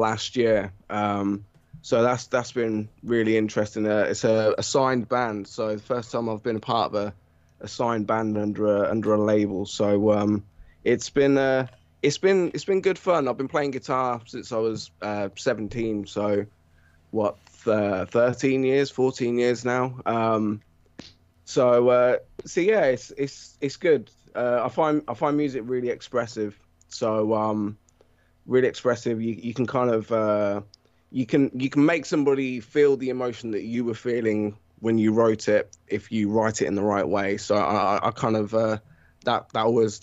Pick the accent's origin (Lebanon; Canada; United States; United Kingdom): United Kingdom; England; accent: British; as you can probably tell from my accent, I'm British. Live in England, born and raised in England.